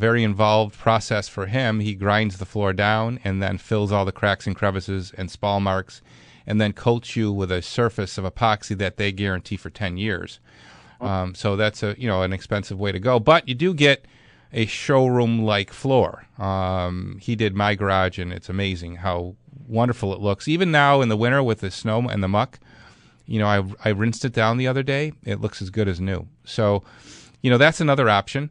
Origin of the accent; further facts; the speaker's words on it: Clarence, New York, United States; Clarence, that's my hometown